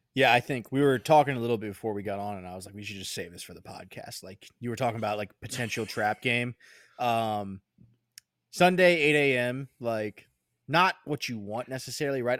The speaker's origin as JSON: {"language": "English", "country": "United States"}